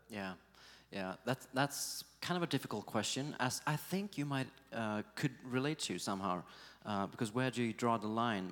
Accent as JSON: {"language": "English", "town": "Gothenburg", "region": "Västra Götaland", "country": "Sweden", "tie": "born or raised there", "said": "Gothenburg, uh, my hometown"}